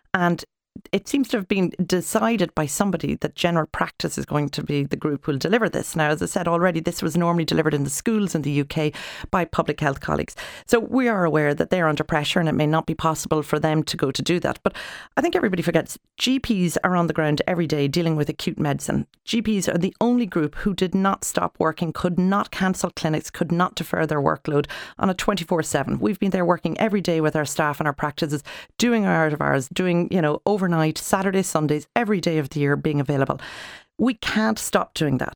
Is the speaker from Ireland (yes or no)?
yes; Ireland; us as Irish people